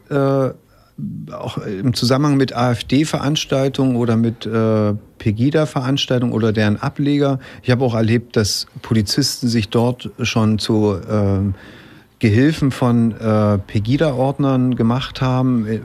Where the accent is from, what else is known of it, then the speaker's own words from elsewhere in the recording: Leipzig, Saxony, Germany; weil er aus, aus Meißen kommt, ich komme aus Leipzig